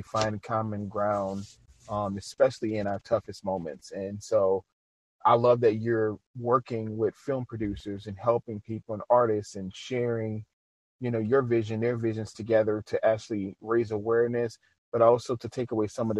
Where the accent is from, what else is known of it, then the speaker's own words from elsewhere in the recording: Louisiana, United States; being from Louisiana and just seeing and being African American